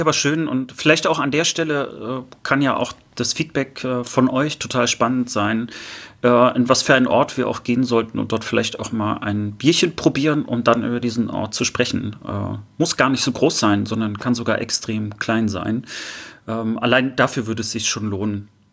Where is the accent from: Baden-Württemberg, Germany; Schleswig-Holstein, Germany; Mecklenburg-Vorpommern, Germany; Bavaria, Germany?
Mecklenburg-Vorpommern, Germany; Rostock; moved away as an adult; now in Cologne, Germany; Ich bin aus Rostock, ich bin also ein Fischkopf und äh, auch MacPommer, äh, wohne aber jetzt in Köln schon seit vielen, vielen Jahren.